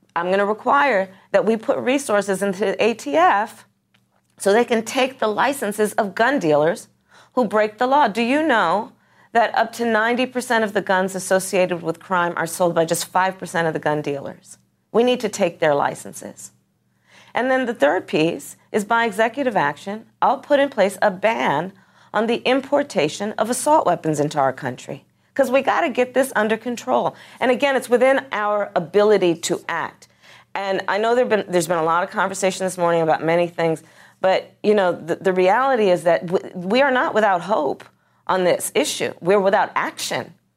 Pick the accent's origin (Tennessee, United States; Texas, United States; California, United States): California, United States; my home state of, of, of California, Gilroy